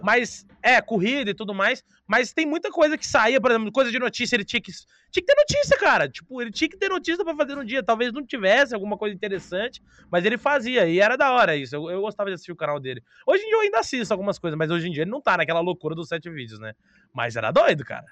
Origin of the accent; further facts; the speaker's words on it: Brazil; A gente é brasileiro